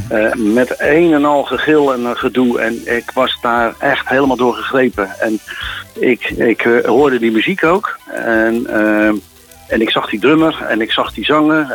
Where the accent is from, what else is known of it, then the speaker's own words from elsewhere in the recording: Westland, South Holland, Netherlands; moved away; En ik kom uit het Westland. Ik moest daar uren tomaten voor plukken